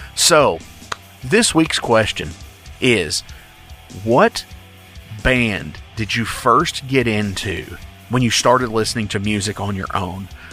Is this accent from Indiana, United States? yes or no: yes; Indiana, United States; we're from Indiana, both of us are.